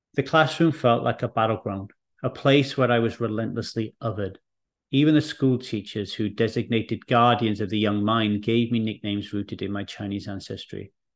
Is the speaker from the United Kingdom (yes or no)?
yes; Wales, United Kingdom; also born or lived in England; when I arrived in Wales